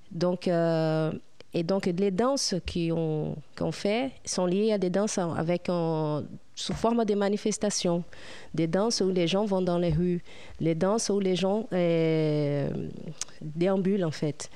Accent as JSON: {"language": "French", "town": "Piabetá", "region": "Rio de Janeiro", "country": "Brazil", "tie": "born or raised there", "also_born_or_lived": "Petrópolis", "second_language": "French", "moved": "as an adult", "lives_now": "France", "said": "je suis née euh, là-bas, mais j'étais élevée à Piabeta"}